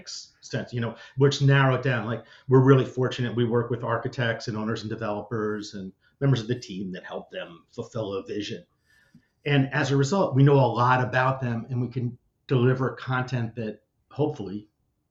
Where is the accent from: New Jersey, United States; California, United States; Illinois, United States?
New Jersey, United States; growing up in New Jersey